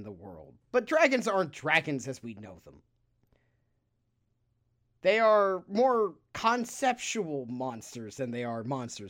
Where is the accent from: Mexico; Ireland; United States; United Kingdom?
United Kingdom; Because we're British, and so we have to say knickers.